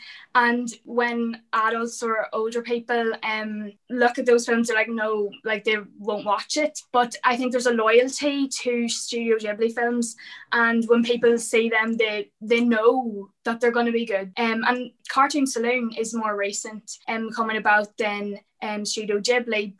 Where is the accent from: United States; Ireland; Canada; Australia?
Ireland; as an Irish person